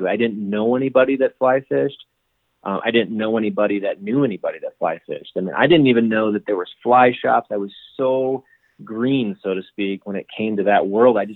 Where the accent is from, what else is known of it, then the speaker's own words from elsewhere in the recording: Michigan, United States; growing up in Michigan through you know middle school, high school, and into my you know early adulthood